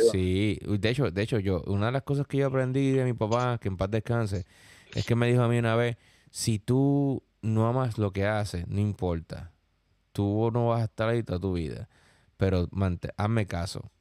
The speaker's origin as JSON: {"language": "Spanish", "country": "Puerto Rico", "tie": "born or raised there", "also_born_or_lived": "Queens, New York", "moved": "yes", "lives_now": "New York, United States", "said": "la isla donde yo nací, sí, donde nací yo y donde nació también el señor John John"}